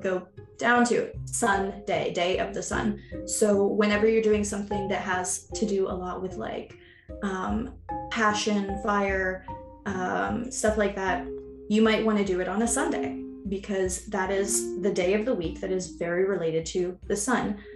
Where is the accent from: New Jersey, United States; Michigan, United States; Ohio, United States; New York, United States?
New York, United States; New York City; moved away; growing up in America and in New York City